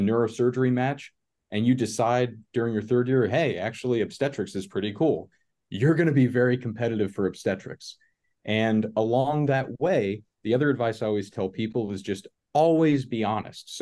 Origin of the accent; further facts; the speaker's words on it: northern Florida, United States; now in Chicago, United States; I grew up in Florida, in northern Florida, which is essentially southern Georgia